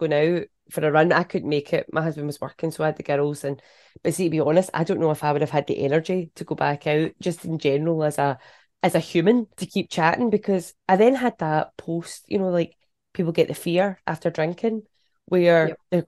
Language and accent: English; the West, Scotland, United Kingdom; I'm from the West